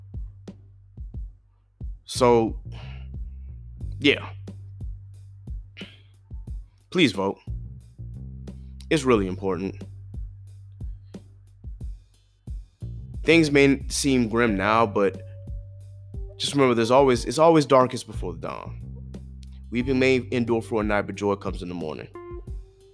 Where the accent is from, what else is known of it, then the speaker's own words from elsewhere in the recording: South Carolina, United States; I grew up in Ruby Red, South Carolina